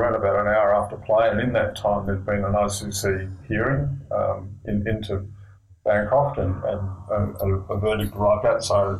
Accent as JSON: {"language": "English", "country": "Australia", "said": "Yeah, but we're cricket lovers. As most Australian men are, I suppose."}